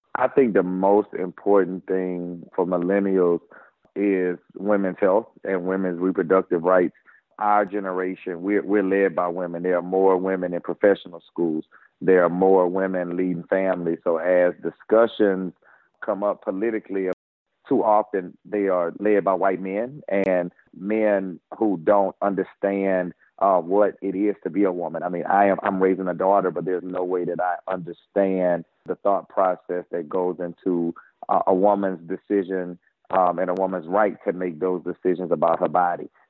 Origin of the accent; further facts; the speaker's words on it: Baton Rouge, Louisiana, United States; born and raised in Baton Rouge